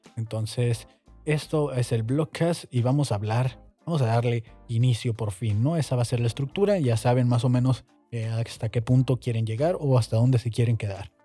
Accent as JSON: {"language": "Spanish", "country": "Mexico"}